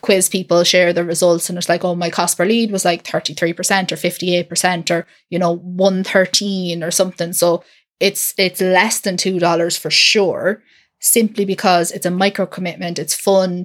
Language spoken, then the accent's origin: English; Ireland; I'm from Ireland, I'm not in the U K.